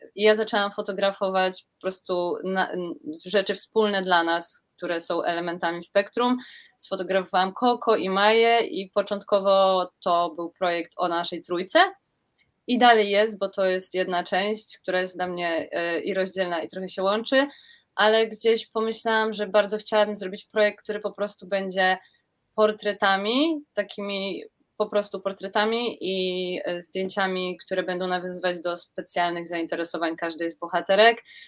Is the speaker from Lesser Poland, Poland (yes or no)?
yes; Kraków, Lesser Poland, Poland; ja jestem z Krakowa